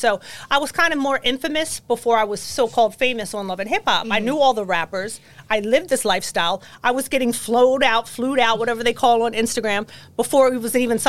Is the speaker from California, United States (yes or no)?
no; Baltimore, Maryland, United States; moved away as an adult; now in New York, United States; I'm from Baltimore. Okay. Moved here 22 years ago